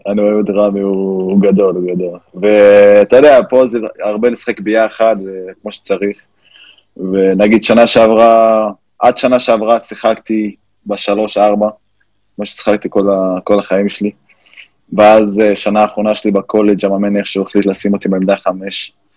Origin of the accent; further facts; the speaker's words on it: Fureidis, Haifa District, Israel; moved away as an adult; also born or lived in United States; פרדיס, זה ליד זיכרון יעקב